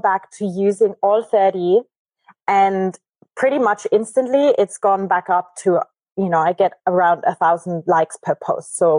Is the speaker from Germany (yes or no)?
yes; Germany; moved away; also born or lived in Argentina; I'm from Germany originally, but okay. I left 12 years ago. So I'm a bad German.